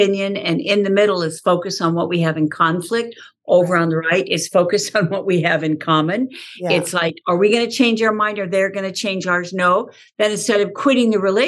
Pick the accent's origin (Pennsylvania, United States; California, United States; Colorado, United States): California, United States; Southern; I grew up in Southern California on a horse